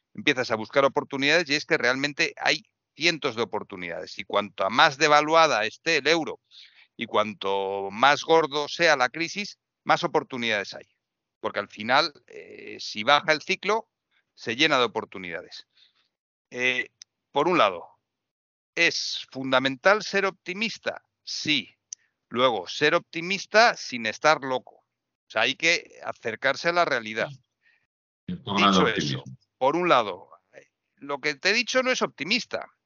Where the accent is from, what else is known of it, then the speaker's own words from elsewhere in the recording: Madrid, Community of Madrid, Spain; yo vivo en Madrid y hablo de Madrid, yo me siento más madrileño que otra cosa.